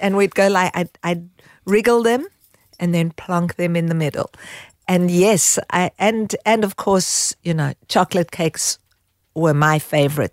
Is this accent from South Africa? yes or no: yes; South Africa; moved away as an adult; also born or lived in Israel / Haifa, Israel; now in Australia; growing up in South Africa, I was in a youth movement